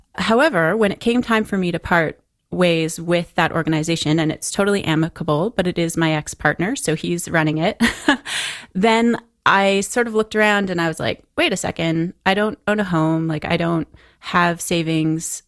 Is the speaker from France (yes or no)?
no; London, Ontario, Canada; I grew up in London, Ontario